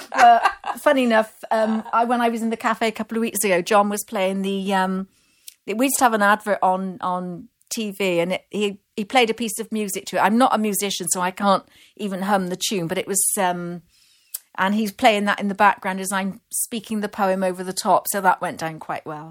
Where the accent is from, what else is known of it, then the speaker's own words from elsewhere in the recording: Bristol, South West England, United Kingdom; accent: Bristol; now in Glastonbury, United Kingdom; I was born and raised in Bristol, which is about twenty-five miles up the road.